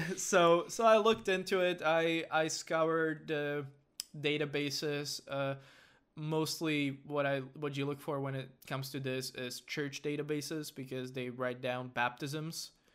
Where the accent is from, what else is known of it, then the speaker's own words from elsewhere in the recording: Slovakia; I'm from Slovakia.